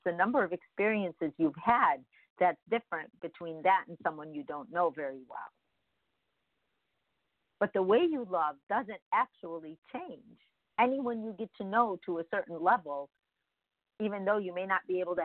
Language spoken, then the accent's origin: English; Midwest, United States; now in California, United States; we come from the Midwest